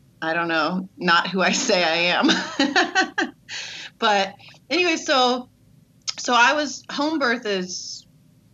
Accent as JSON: {"language": "English", "town": "Redlands", "region": "California", "country": "United States", "said": "I'm from Redlands, California"}